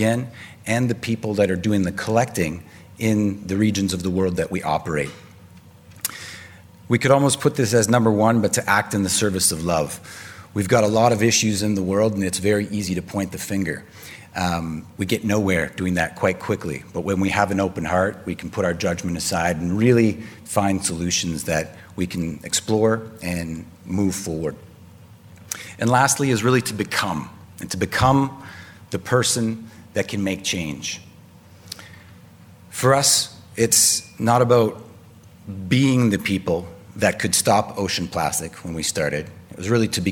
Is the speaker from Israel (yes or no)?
no; Vancouver, British Columbia, Canada; I hail from Vancouver on the West Coast